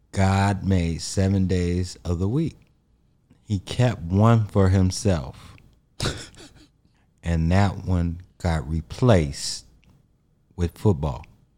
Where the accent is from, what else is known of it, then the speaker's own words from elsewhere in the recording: Chicago, Illinois, United States; I'm from the South Side mm-hmm. of Chicago. I'm black.